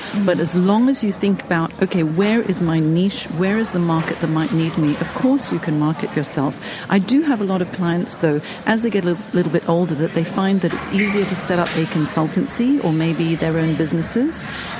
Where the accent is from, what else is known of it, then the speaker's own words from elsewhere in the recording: Hong Kong; I'm actually from Hong Kong. I've had 5 country moves.